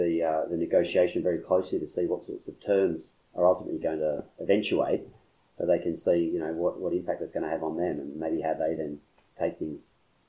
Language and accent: English; Scotland, United Kingdom; now in Japan; I'm originally from Scotland myself, and I was in Scotland shortly before that.